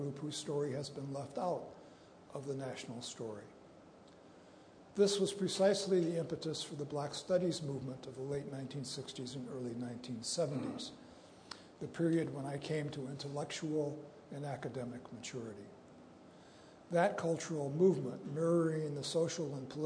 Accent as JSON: {"language": "English", "town": "Bay St. Louis", "region": "Mississippi", "country": "United States", "tie": "born or raised there", "said": "I was born black in the American South in the state of Mississippi. I was born into a family of Indian, French, German, and African ancestry in a small town on the Gulf of Mexico named after a king of France, Bay St. Louis"}